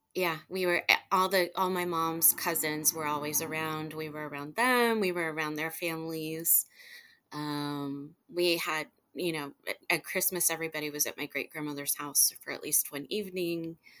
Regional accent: Houston, Texas, United States; also born or lived in Ashtabula, Ohio; we grew up in Kingwood, in suburb of Houston

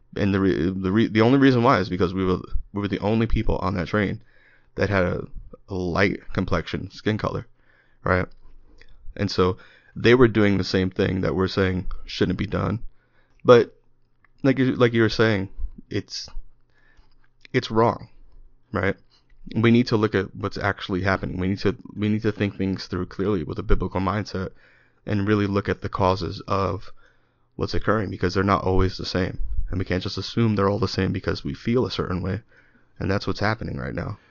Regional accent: New York City, New York, United States; I grew up in New York, I grew up in the Bronx

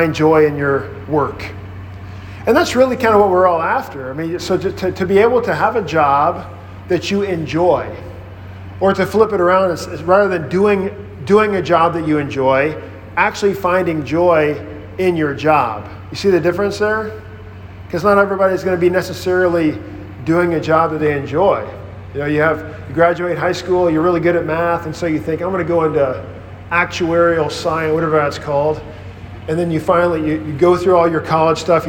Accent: Mississippi, United States; moved away as an adult; growing up on this farm in Mississippi, we were just working all the time

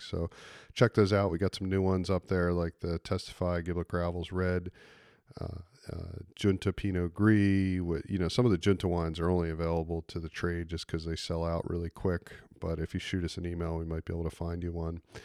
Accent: East Coast, United States; I grew up on the East Coast

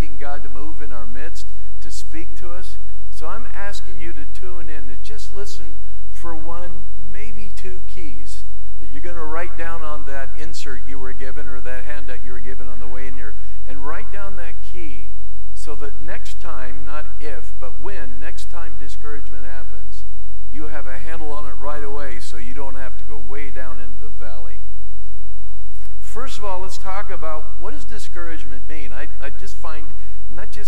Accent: California, United States; I'm from California

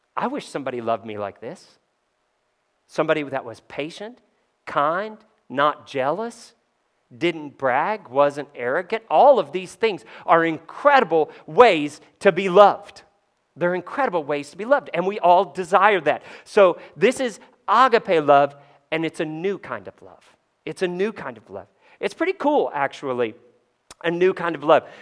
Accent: Kentucky, United States; I grew up in Kentucky

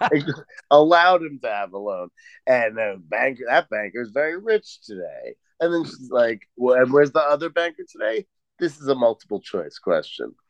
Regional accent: New York, United States; moved away; I grew up in New York, right? That's where I'm from

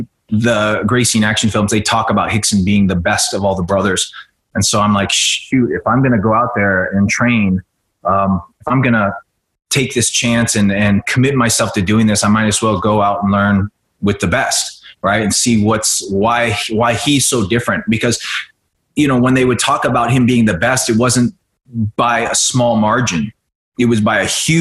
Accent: Oklahoma, United States; moved away as an adult; also born or lived in Vietnam / East Coast / Los Angeles; I grew up on the East Coast for a few years, but I went through high school in Oklahoma

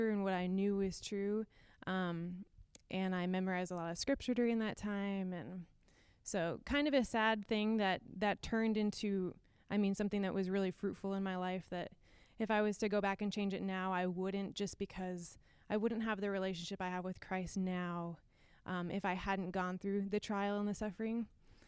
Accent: Minnesota, United States; I grew up in Minnesota

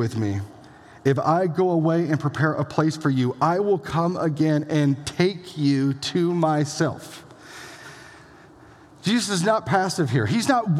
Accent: Elgin, Iowa, United States; moved away; It's the hometown of a few people that are a pretty big deal. Josh Larson in the back, myself here

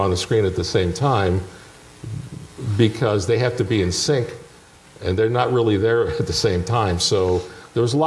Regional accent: Toronto, Ontario, Canada; moved away; I grew up in Toronto.

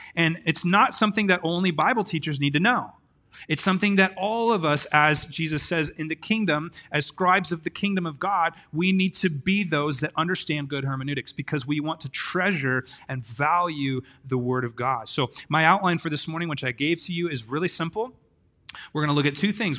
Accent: Grants Pass, Oregon, United States; I'm from a place called Grants Pass, and I live on tenth street in Grants Pass.

